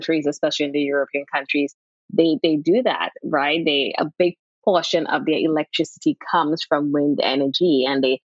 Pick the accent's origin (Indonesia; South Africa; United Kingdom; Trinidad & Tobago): Trinidad & Tobago; I am from Trinidad and Tobago